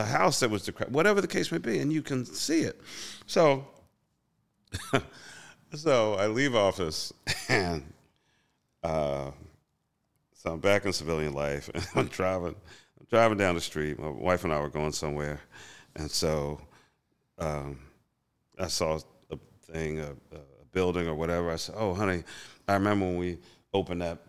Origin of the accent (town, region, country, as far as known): Philadelphia, Pennsylvania, United States; born or raised there